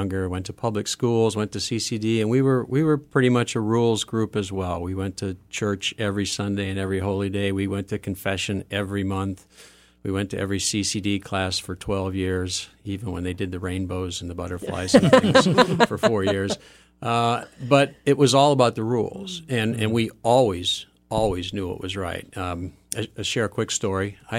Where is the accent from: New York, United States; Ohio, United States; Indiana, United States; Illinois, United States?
Ohio, United States; Euclid; Well, I grew up in Euclid on the east side of Cleveland.